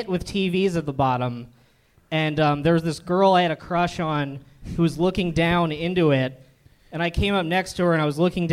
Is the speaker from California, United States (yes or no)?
no; Lancaster, Pennsylvania, United States; moved away as an adult; also born or lived in Philadelphia; now in Los Angeles, United States; I grew up in Lancaster, PA, and then I moved to Philly to do stand up like 2 years before I moved here